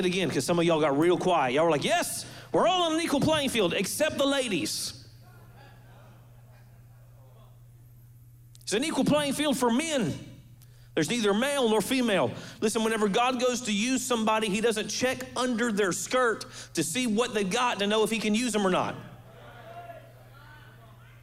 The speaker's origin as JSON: {"language": "English", "region": "Florida", "country": "United States", "said": "Before I'm a Floridian, I'm a believer."}